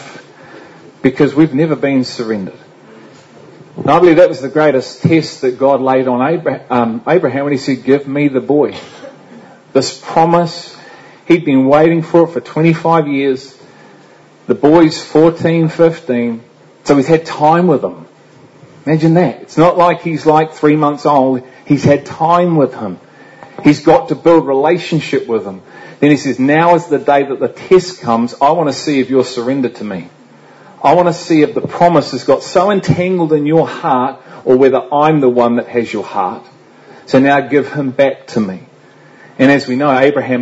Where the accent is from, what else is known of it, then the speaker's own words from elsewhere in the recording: England, United Kingdom; And I'm English too